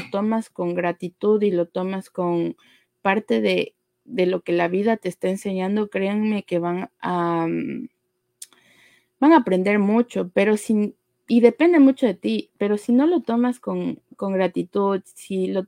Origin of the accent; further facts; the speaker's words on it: Ecuador; en nuestra situación como ecuatorianos, más de uno conocemos, o si no es un amigo